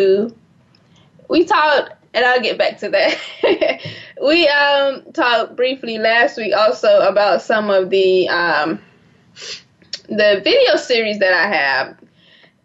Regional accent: South Florida, United States; moved away; I'm originally from South Florida

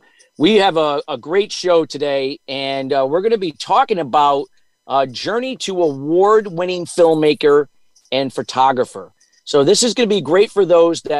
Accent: New York area, United States; I grew up in the New York area as well

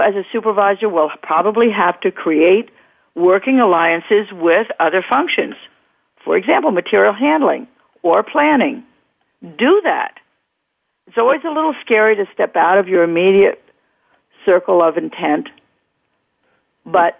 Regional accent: New York City, New York, United States; the East Coast, my hometown

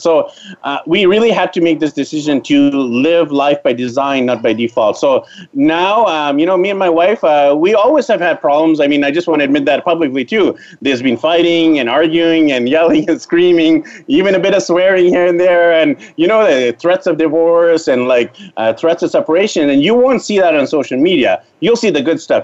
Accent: Vancouver, British Columbia, Canada; moved away as an adult; I'm from Vancouver, BC, Canada. I was born there, raised there, went to elementary school, high school, university there

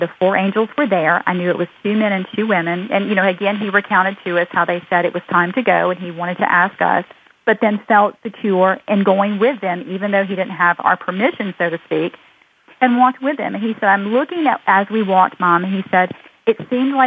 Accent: United States; We're just an American family

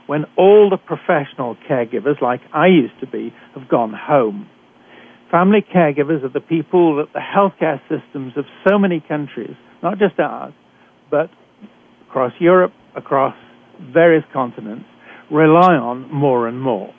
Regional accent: United Kingdom; accent: British; moved away as an adult; also born or lived in Canada

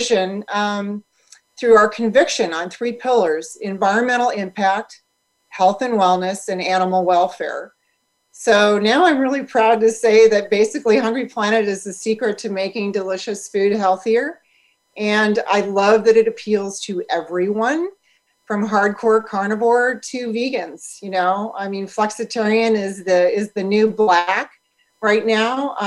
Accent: St. Louis, Missouri, United States; moved away as an adult; now in Santa Barbara, United States; we grew up in St. Louis, Missouri, which is where our production facility and our offices are located

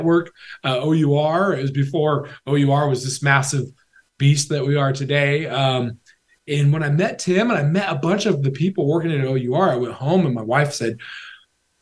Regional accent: Washington, United States; I grew up in a farming household, honestly, in a small town in Washington State

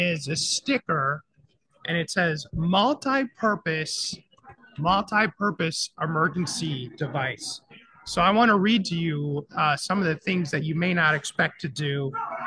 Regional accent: Florida, United States; a Florida guy like me

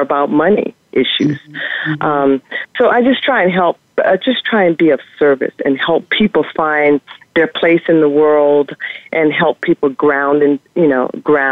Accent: Louisiana, United States; we grew up pretty poor in the South, Louisiana

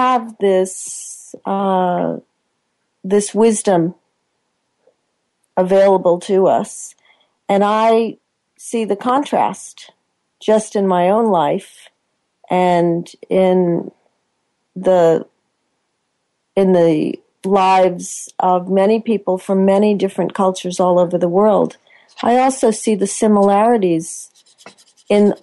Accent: United States; moved away as an adult; now in Australia; I'm American born

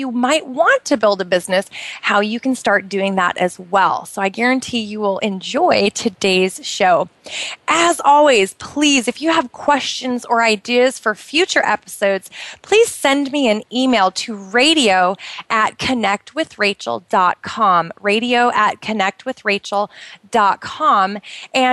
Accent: Oregon, United States; moved away as an adult; now in Bahrain; it rained a lot in Oregon where I grew up

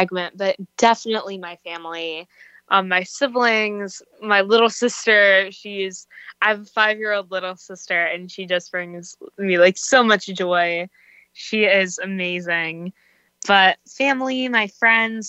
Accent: Virginia, United States; moved away; I'm from Virginia

